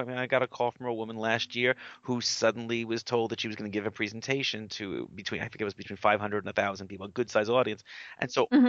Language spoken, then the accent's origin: English; New York, United States; I'm a New Yorker